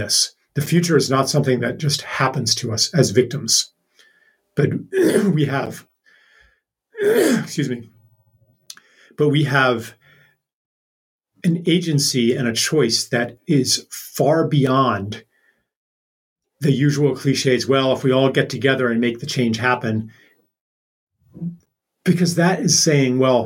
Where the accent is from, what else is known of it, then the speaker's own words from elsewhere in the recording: Pennsylvania, United States; I grew up in Pennsylvania